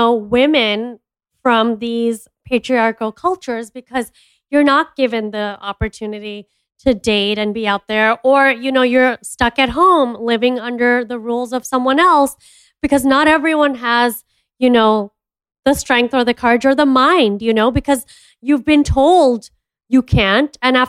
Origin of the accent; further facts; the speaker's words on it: Jakarta, Indonesia; because I grew up in Jakarta and my grandparents lived in Dubai.